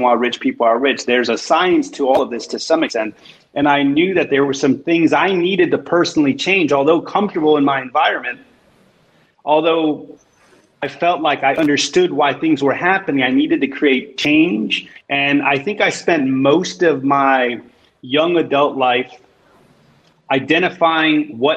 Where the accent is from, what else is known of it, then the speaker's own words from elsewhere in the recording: Chicago, Illinois, United States; I grew up in Chicago, in Pilsen, in this amazing, diverse community.